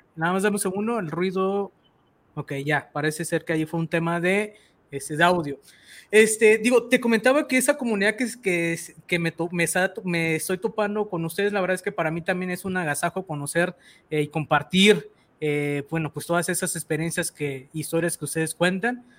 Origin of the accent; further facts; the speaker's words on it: Mexico; así somos los mexicanos